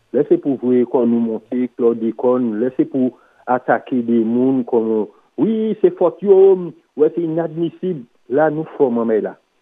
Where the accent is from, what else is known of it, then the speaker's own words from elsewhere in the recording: Martinique; En tant que Martiniquais